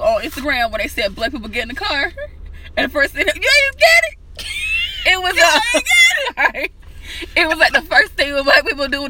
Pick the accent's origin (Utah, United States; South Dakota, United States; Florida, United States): Florida, United States; I'm from Florida though